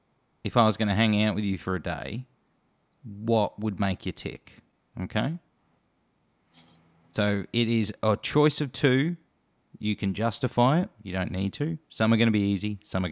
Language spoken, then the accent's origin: English; Australia; Well, being an Australian